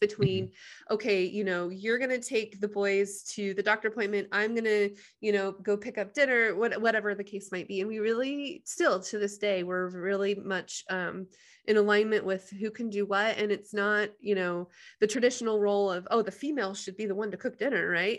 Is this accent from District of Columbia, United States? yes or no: no; Middleton, Idaho, United States; also born or lived in Nampa, Idaho / Seattle, Washington; I grew up, uh, rural, small town, uh, Middleton, Caldwell area